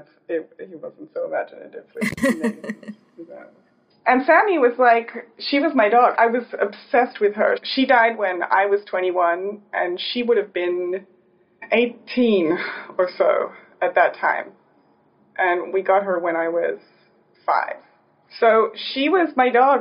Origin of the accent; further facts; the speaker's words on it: Australia; moved away as an adult; now in New York City, United States; I'm from Australia. I grew up there.